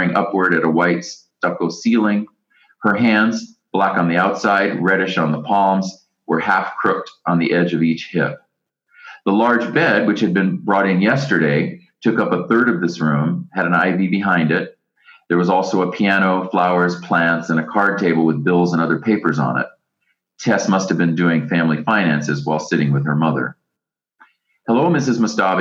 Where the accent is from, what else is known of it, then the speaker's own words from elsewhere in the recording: United States; even I, as an American